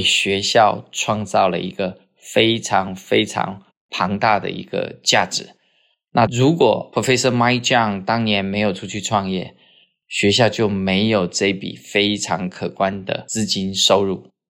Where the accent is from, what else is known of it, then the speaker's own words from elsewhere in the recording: Taiwan; 我们台湾人